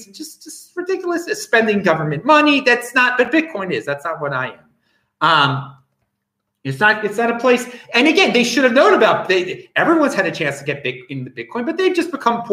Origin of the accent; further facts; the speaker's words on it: United States; now in Adelaide, Australia; as an American